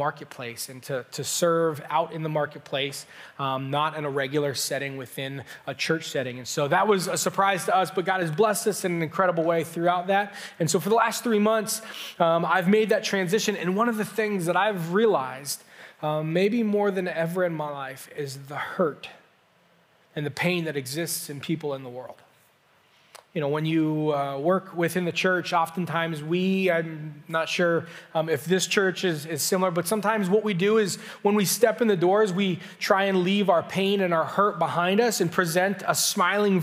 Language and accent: English; Canton, Ohio, United States; also born or lived in southwestern Pennsylvania; I grew up just down in Canton, grew up there my whole life